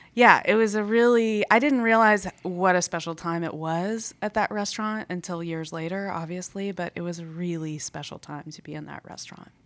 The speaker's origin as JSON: {"language": "English", "town": "Atlanta", "region": "Georgia", "country": "United States", "tie": "born or raised there", "said": "I grew up on the South Side. I grew up mostly in College Park, so not very far from where we are right now"}